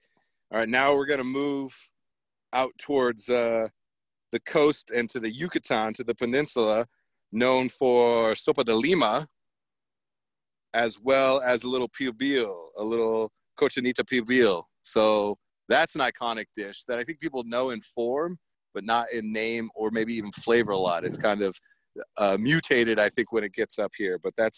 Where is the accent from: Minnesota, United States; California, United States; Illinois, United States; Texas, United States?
California, United States; Myself, growing up in Southern California, every single Berto's 24-hour drive-through had the best carne asada burritos.